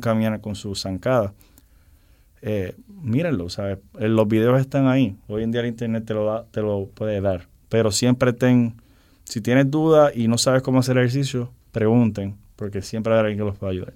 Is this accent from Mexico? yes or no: no; Dominican Republic; también soy dominicano, mi padre es dominicano.